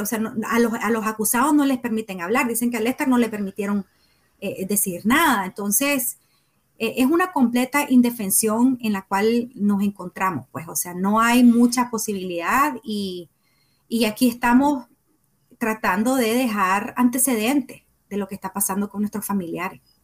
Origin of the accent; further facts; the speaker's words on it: Nicaragua; comunicadora nicaragüense